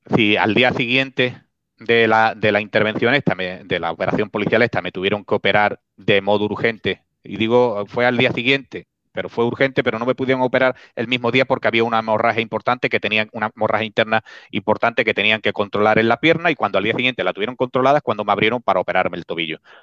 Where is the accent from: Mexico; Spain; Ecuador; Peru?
Spain; Spain, España, Spain